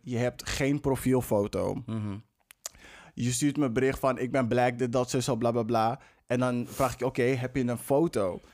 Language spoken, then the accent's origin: Dutch; Amsterdam, North Holland, Netherlands; Ik ben in de Belmar opgegroeid.